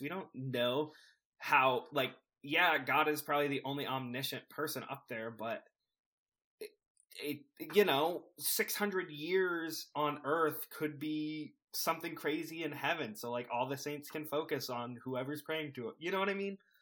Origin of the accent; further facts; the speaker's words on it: the Bible Belt, the South, United States; growing up in the Bible, Bi-, Bible Belt, in the Bible Belt